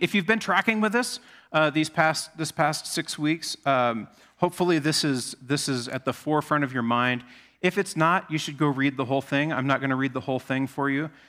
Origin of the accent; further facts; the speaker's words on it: Alaska, United States; moved away; I grew up in Alaska.